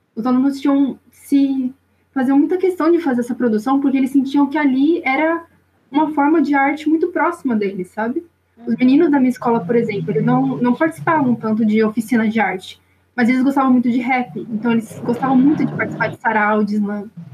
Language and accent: Portuguese; São Paulo, Brazil; eu sou aqui da zona sul de São Paulo, não sou do extremo sul, sou aqui do Jabaquara